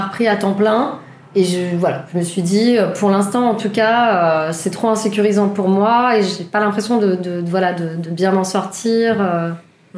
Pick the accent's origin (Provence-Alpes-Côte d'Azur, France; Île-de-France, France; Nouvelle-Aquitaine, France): Île-de-France, France; Paris; also born or lived in Toulouse / Romainville; je vis à Romainville et euh, j'ai grandi à Paris